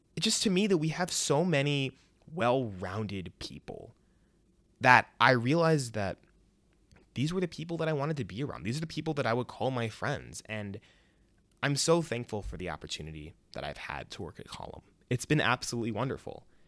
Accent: Chicago suburbs, Illinois, United States; moved away as an adult; also born or lived in Champaign, Illinois; I was born in Chicago, raised in the suburbs, went to the University of Illinois

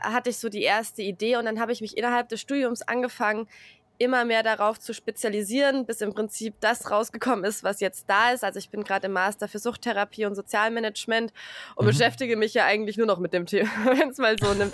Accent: a Bavarian village, Germany; moved away; also born or lived in Hesse; ich bin im bayerischen Dorf aufgewachsen

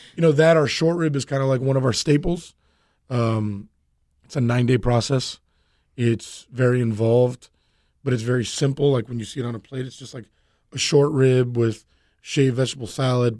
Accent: Miami, Florida, United States; born and raised Cuban American and from Miami

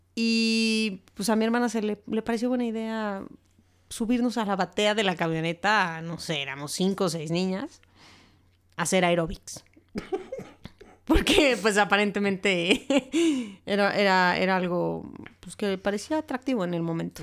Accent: Mexico; así somos los mexicanos

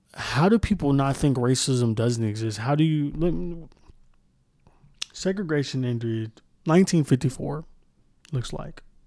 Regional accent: Moore, Oklahoma, United States; I grew up in Moore, Oklahoma

